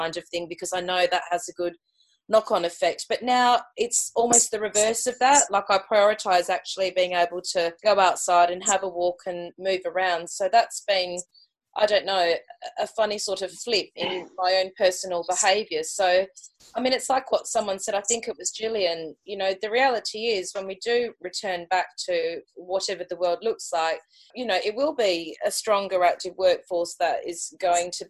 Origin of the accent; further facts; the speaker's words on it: Australia; moved away; for me being Australian